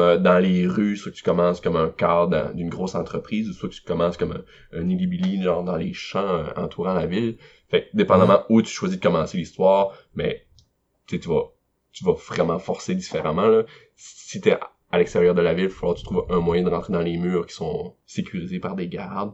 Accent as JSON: {"language": "French", "town": "Carleton-sur-Mer", "region": "Quebec", "country": "Canada", "said": "je suis de Carleton à Gaspésie"}